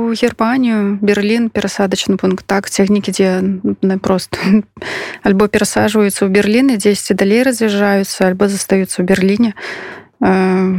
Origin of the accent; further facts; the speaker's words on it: Belarus; я беларуска